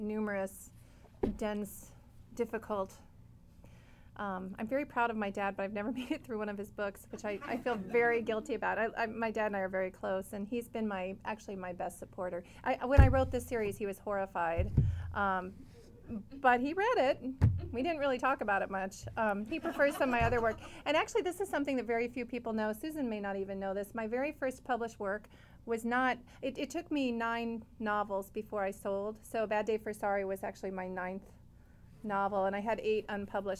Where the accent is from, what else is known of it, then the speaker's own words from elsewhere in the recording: Missouri, United States; moved away; also born or lived in Danville, California; I grew up in Missouri